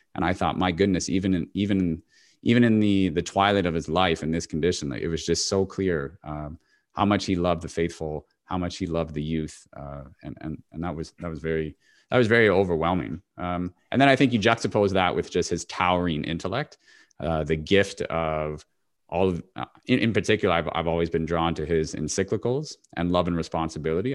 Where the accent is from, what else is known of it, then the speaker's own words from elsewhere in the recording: Toronto, Ontario, Canada; my hometown in Toronto